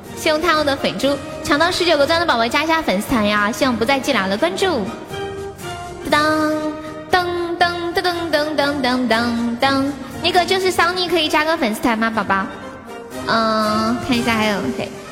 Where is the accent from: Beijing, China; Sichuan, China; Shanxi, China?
Sichuan, China; 我们四川人